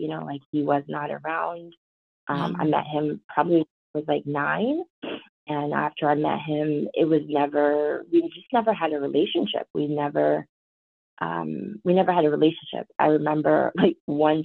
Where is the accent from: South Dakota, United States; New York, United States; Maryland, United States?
New York, United States; White Plains; accent: Valley girl; I talk very, Valley girl, because I grew up in White Plains, New York